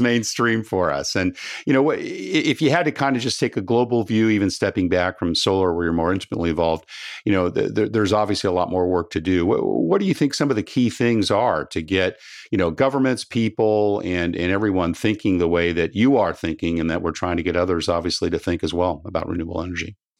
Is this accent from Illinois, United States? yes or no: no; Southern California, United States; growing up in Southern California